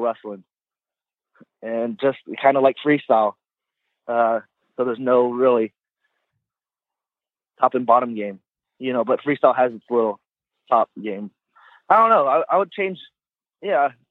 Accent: Clovis, California, United States; I'm from Clovis

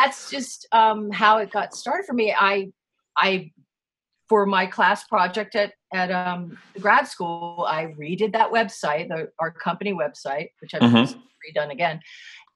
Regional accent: East Coast, United States; also born or lived in California; now in Vermont, United States; I moved here from California, although I am from the East Coast originally.

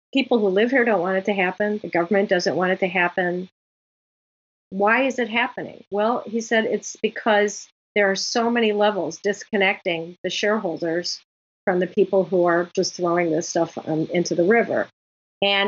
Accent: Chicago, Illinois, United States; Chicago, my hometown

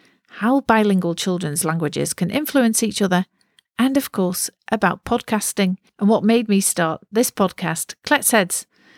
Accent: North West England, United Kingdom; accent: Lancashire; my accent's not as strong as it used to be, but when I went to high school, and I had one of the strongest accents, Lancashire accent.

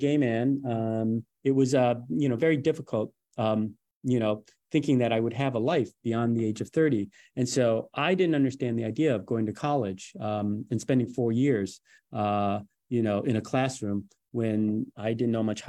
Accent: Detroit, Michigan, United States; I grew up in Detroit in the 80s. It was a very difficult time period.

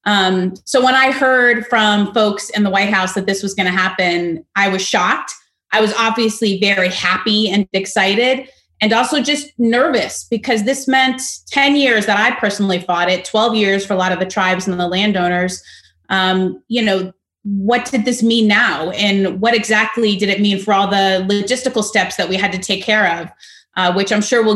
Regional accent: Fort Lauderdale, Florida, United States; moved away; I was born and raised in Fort Lauderdale, Florida.

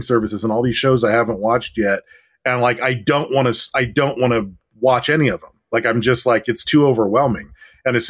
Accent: Detroit, Michigan, United States; moved away as an adult; now in California, United States; I was born in Detroit.

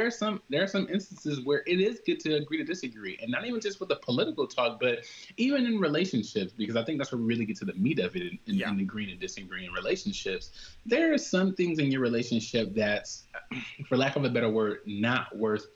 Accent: Compton, California, United States; I grew up in Compton

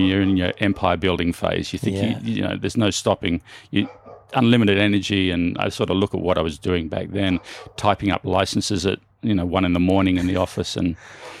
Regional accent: Turramurra, New South Wales, Australia; I grew up in the northern suburbs of Sydney in Australia, a little suburb called Tarramurra. And yeah, we were, you know, lower middle class family. We lived in like a three bedroom fibro home in quite a nice area

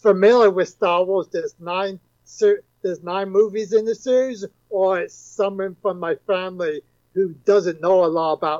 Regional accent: England, United Kingdom; moved away; I'm originally from England

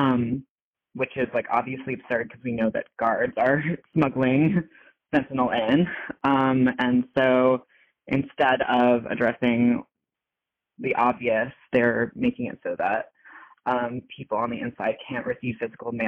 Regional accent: New York, United States; I'm a New Yorker

